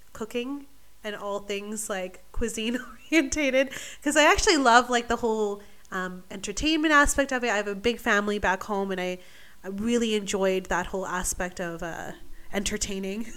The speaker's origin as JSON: {"language": "English", "town": "Vancouver", "region": "British Columbia", "country": "Canada", "moved": "as an adult", "lives_now": "Australia", "said": "originally, I'm from Vancouver, British Columbia, the beautiful Pacific Northwest"}